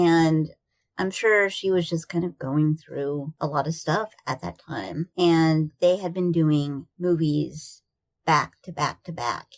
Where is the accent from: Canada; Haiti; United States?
United States; Iowa; I grew up in Iowa